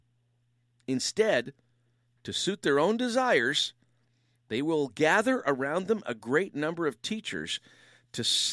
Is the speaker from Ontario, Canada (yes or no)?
yes; Windsor, Ontario, Canada; I was raised in Windsor, Ontario